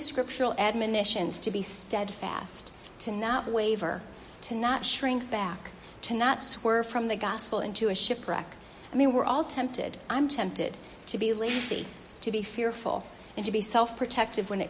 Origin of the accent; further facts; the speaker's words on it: St. Louis, Missouri, United States; That's my hometown.